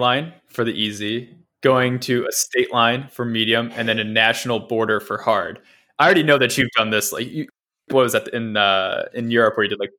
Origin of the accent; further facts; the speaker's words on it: Midwest, United States; now in San Francisco, United States; We live in San Francisco. It's hills everywhere. You know, other places where, you know, growing up in the Midwest, it's like pretty flat.